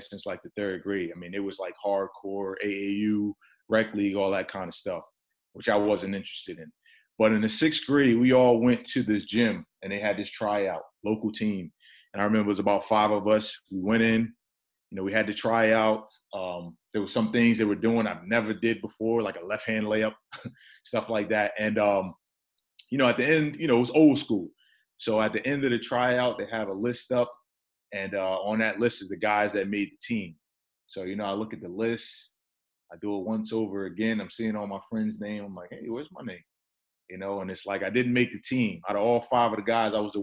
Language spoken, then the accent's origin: English; Newark, New Jersey, United States; also born or lived in Irvington, New Jersey; I was born and raised in Newark, New Jersey, also Irvington, New Jersey